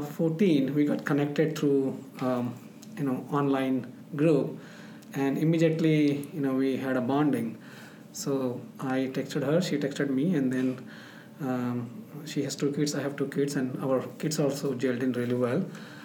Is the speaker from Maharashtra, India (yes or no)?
yes; Mumbai, Maharashtra, India; moved away as an adult; now in Rochester, United States; I am from Bombay, Mumbai, India. So I grew up in a big city.